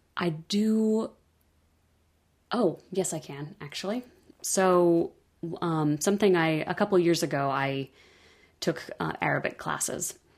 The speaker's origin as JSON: {"language": "English", "region": "California", "country": "United States", "tie": "born or raised there", "also_born_or_lived": "the Midwest", "moved": "as an adult", "said": "I grew up in California"}